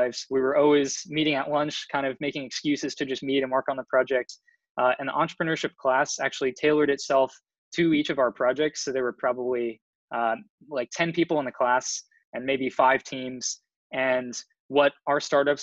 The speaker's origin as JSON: {"language": "English", "town": "San Mateo", "region": "California", "country": "United States", "moved": "as an adult", "lives_now": "Boston, United States", "said": "I'm originally from the Bay Area, from San Mateo in San Francisco"}